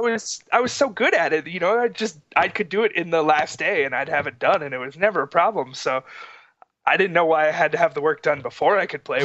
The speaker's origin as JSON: {"language": "English", "region": "Florida", "country": "United States", "tie": "born or raised there", "moved": "yes", "lives_now": "Utah, United States", "said": "we grew up in Florida together"}